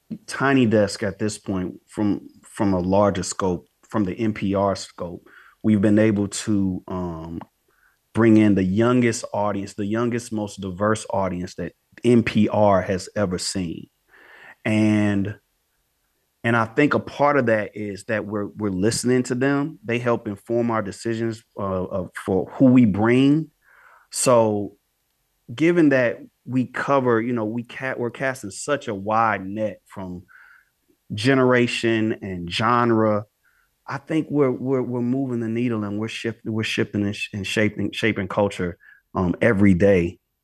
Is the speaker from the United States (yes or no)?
yes; St. Louis, Missouri, United States; When I say we, you and I, we were so lucky to grow up in St. Louis because we're right in the middle.